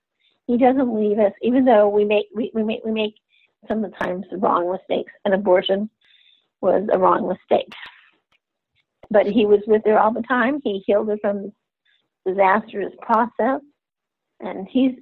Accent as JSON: {"language": "English", "region": "Texas", "country": "United States", "also_born_or_lived": "Germany / Middle East / Central America", "lives_now": "Louisiana, United States", "said": "My father was in the military. I've been on every continent but Antarctica. I've lived abroad. I'm a Texan at heart. I live in Louisiana right now because of my job."}